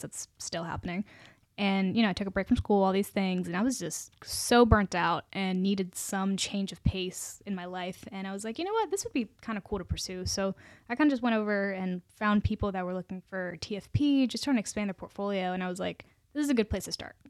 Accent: Charlottesville, Virginia, United States; moved away as an adult; also born or lived in South India (ancestry); now in Richmond, United States; I'm from Richmond, but originally I'm from Charlottesville

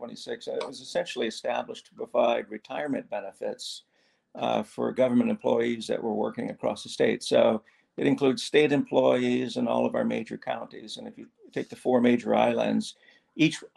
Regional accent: East Coast, United States; also born or lived in the South (US); now in Hawaii, United States; I grew up on the East Coast, spent a lot of time down South

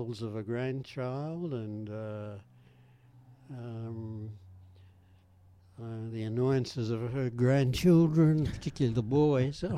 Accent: Australia; I'm from Australia

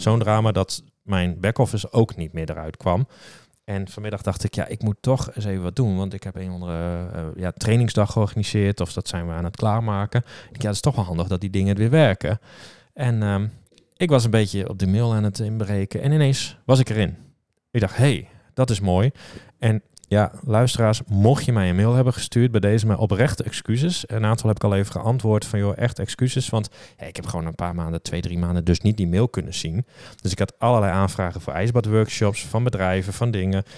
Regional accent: Leeuwarden, Friesland, Netherlands; ik kom uit Leeuwarden

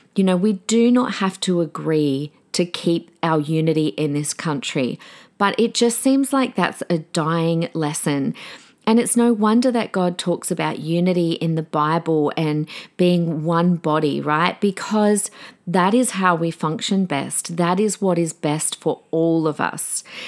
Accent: Australia; also born or lived in Adelaide; now in Brisbane, Australia; decades of being an Australian

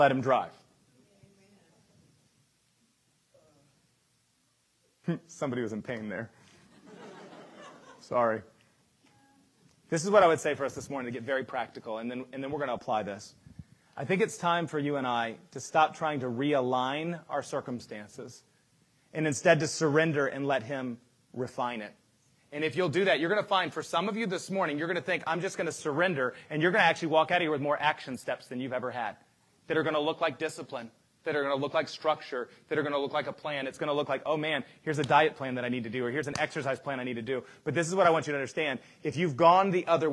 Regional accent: United States; we as American Christians

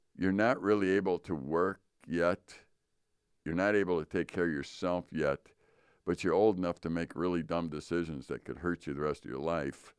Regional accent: Chicago, Illinois, United States; moved away as an adult; now in Northern Wisconsin, United States; We grew up in Chicago

